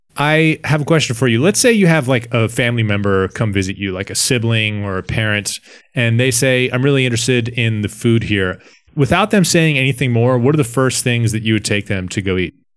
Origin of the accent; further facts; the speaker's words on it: Washington, District of Columbia, United States; in my hometown in, um, Washington, D C